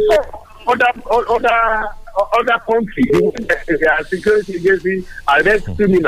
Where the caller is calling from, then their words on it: Ifo, Ogun State, Nigeria; from Ifo.